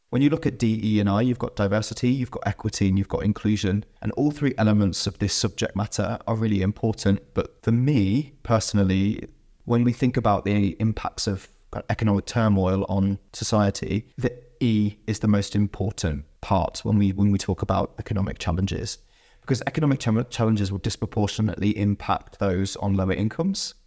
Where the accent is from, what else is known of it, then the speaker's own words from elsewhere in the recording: United Kingdom; I grew up in the United Kingdom and went to school in the United Kingdom in the nineteen nineties and early two thousands.